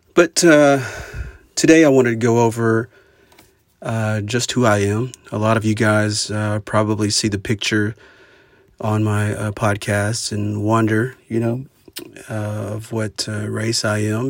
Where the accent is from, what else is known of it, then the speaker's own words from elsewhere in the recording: Fort Towson, Oklahoma, United States; I was from the Fort Towson area. So if you Google Fort Towson, you'll see that it's just a really small town of about probably less than 1,500 people. Uh, I grew up in the the the uh, countryside